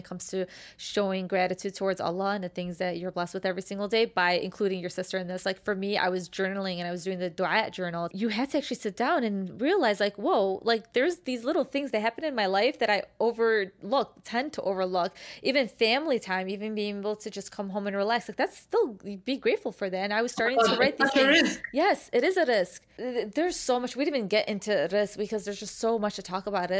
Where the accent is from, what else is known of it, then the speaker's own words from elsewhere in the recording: Chicago, Illinois, United States; accent: Chicago; the Chicago accent